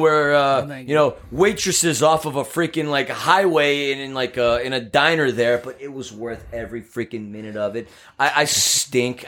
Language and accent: English; New York, United States; now in Los Angeles, United States; I'm a New Yorker